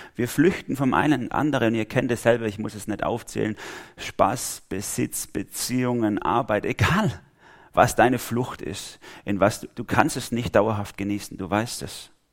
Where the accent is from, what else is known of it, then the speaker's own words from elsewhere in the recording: Germany; als Deutsche